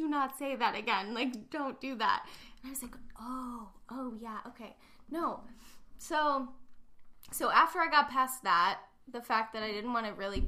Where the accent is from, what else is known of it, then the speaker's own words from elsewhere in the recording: Kent, Ohio, United States; I'm from Kent, but I didn't go to Kent